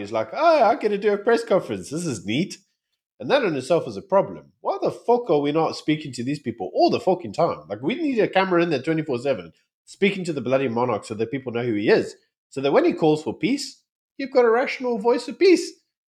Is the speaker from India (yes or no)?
no; South Africa